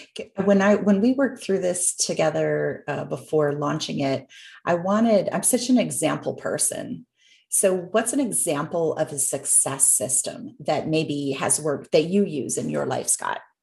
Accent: Canada; having been born and raised in Canada.

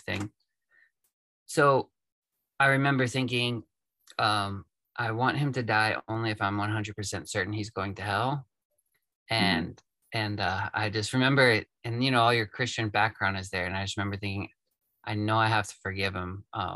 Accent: East Tennessee, United States; also born or lived in Florida; I was born in Florida, lived there till I was probably 8, and we moved up to East Tennessee. That's where I'm at now, just north of Chattanooga.

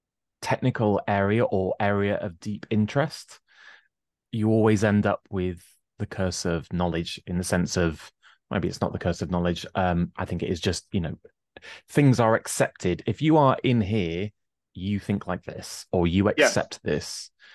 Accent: England, United Kingdom; I always like to point out that I grew up in a rather shady estate with a violent crime rate four times the national average

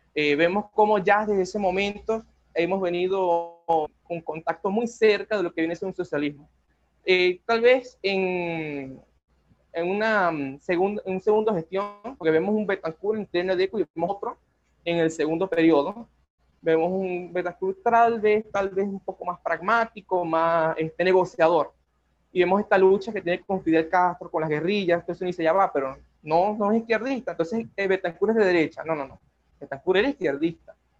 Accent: Maracaibo, Zulia, Venezuela; yo también soy de Maracaibo

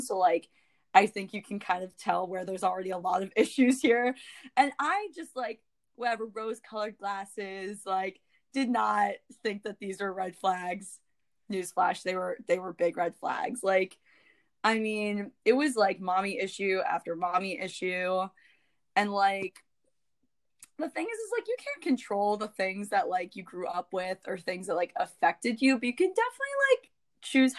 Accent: Florida, United States; moved away; I'm also originally from Florida

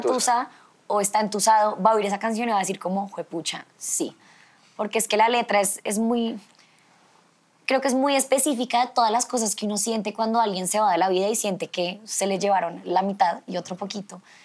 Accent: Colombia; somos una belleza latina real

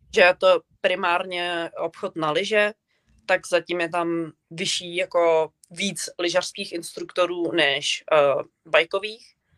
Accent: Czechia; moved away as an adult; now in Canada; já jako z Česka

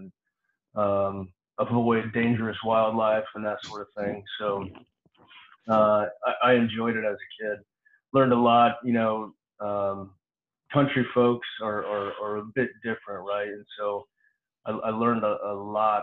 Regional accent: Clinton, Missouri, United States; I grew up in a small farm town, about 5,000 people when I was growing up. It's in central Missouri, small town called Clinton, Missouri

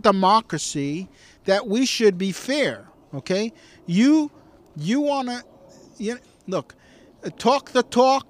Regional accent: United States; I am American.

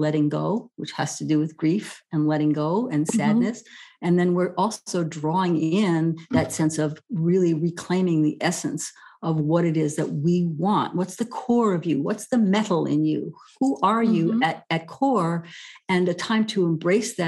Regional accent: New York City, New York, United States; now in California, United States; I grew up in New York City where everything is always under construction

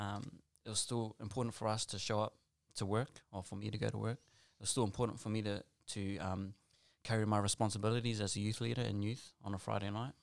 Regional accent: Auckland, New Zealand; also born or lived in Western Sydney; now in Australia; I grew up, born and raised in South Auckland

